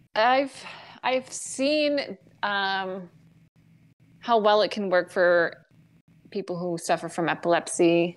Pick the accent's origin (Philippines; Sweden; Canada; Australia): Canada; Grey Bruce County, Ontario; I'm from Ontario, so I feel like I've been around it enough. Like, I'm from Grey Bruce County